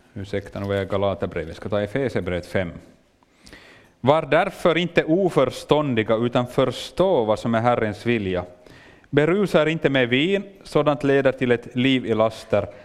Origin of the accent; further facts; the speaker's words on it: Finland; accent: Finland Swedish; jag gör det kanske med en liten annan dialekt, jag talar finlandssvenska.